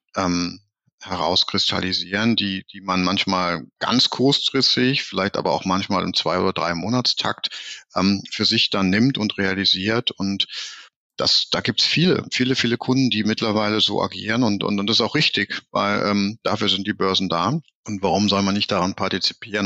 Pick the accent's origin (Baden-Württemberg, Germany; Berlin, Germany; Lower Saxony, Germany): Berlin, Germany; also born or lived in Hamburg; Ich bin ja auch Berliner